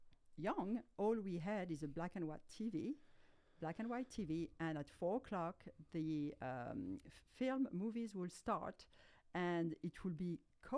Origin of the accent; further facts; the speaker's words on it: Alsace, Grand Est, France; accent: French; English is a second language; moved away as an adult; now in United States; I grew up in an area of France called Alsace.